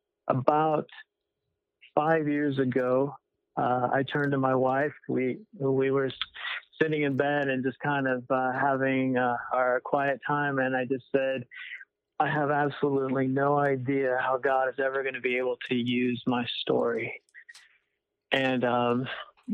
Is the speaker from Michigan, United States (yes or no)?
no; Winterset, Iowa, United States; moved away as an adult; I grew up in Iowa, right in the middle of Iowa. It's called Winterset, Iowa